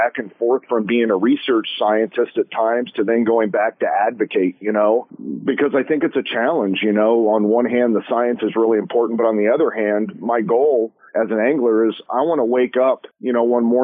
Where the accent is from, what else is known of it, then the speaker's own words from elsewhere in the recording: Washington, United States; I was born and raised in Washington, and, you know, I have a long history here